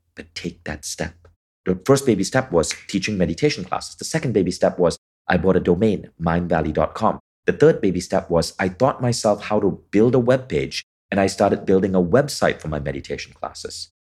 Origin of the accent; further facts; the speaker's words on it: Kuala Lumpur, Malaysia; growing up in Malaysia in the eighties